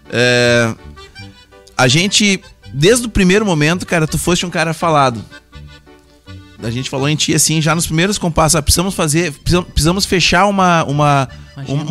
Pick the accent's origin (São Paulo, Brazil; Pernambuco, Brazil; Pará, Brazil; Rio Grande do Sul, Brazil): Rio Grande do Sul, Brazil; Santa Maria; Sou natural de Santa Maria.